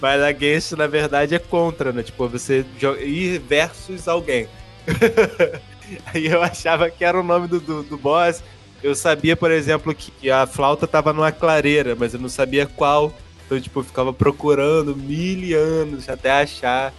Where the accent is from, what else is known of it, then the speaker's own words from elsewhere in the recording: Alcântara, Rio de Janeiro, Brazil; de Alcântara é aqui na minha terra